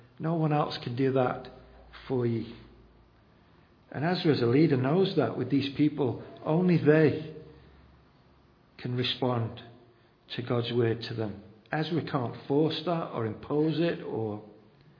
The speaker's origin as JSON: {"language": "English", "country": "United Kingdom", "said": "we're just very reserved as British people"}